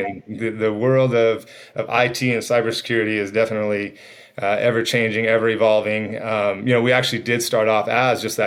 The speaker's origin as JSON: {"language": "English", "region": "Arizona", "country": "United States", "tie": "born or raised there", "also_born_or_lived": "East Coast", "said": "came back to my roots here in Arizona"}